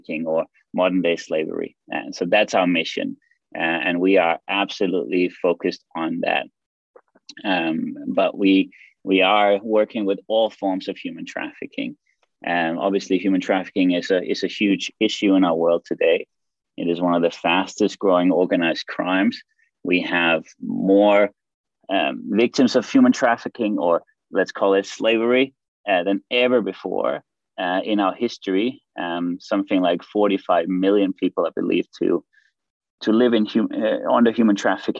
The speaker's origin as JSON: {"language": "English", "country": "Denmark", "also_born_or_lived": "Australia / Greece", "moved": "as an adult", "said": "I'm actually from Denmark in Europe and also living here now."}